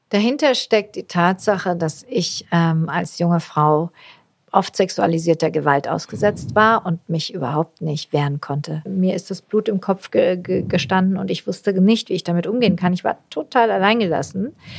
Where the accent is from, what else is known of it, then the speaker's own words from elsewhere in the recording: Swabia, Germany; Ich bin Schwäbin